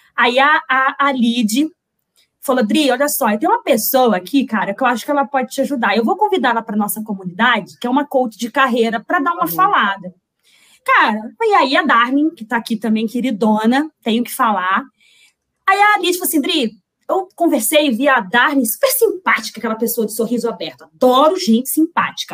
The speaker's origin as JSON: {"language": "Portuguese", "town": "Resende", "region": "Rio de Janeiro", "country": "Brazil", "tie": "born or raised there", "said": "Sou de Resende, deve ter muita gente aqui de Resende"}